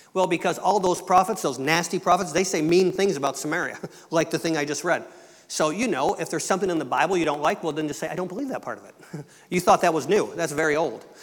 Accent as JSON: {"language": "English", "region": "Michigan", "country": "United States", "tie": "born or raised there", "also_born_or_lived": "Quebec", "moved": "as an adult", "said": "I was born into a family that was English Canadian. I was born in Michigan. My mother and dad were both from Ontario"}